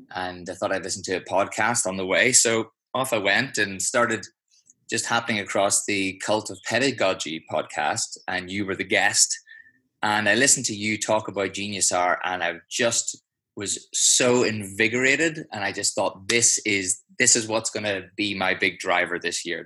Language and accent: English; just outside of Belfast, Northern Ireland, United Kingdom; accent: Irish; also born or lived in London; now in Switzerland; grew up uh, just outside of Belfast